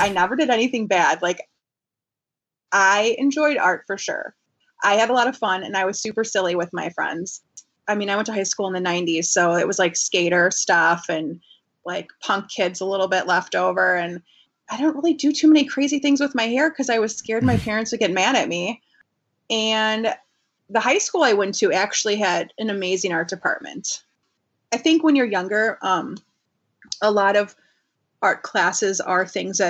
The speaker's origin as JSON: {"language": "English", "town": "Orland Park", "region": "Illinois", "country": "United States", "tie": "born or raised there", "also_born_or_lived": "Chicago, Illinois / Wisconsin", "said": "I was born in Chicago, like in the city, and lived in a small suburb right outside the city for a couple years. And then my dad got transferred through his work"}